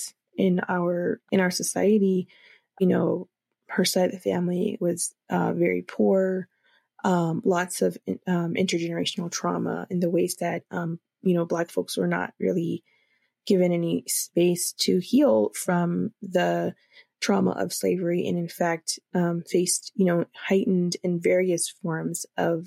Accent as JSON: {"language": "English", "town": "Los Angeles", "region": "California", "country": "United States", "tie": "born or raised there", "also_born_or_lived": "Watts, California", "moved": "yes", "lives_now": "Denver, United States", "said": "growing up in inner city Los Angeles in the 90s"}